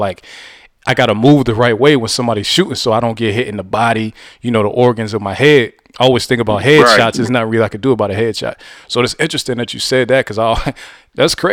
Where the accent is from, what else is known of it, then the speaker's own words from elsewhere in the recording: Youngstown, Ohio, United States; Growing up on the South Side